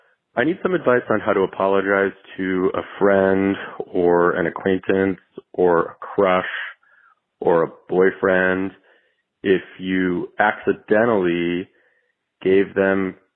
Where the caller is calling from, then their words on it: St. Paul, Minnesota, United States; calling from St. Paul, Minnesota.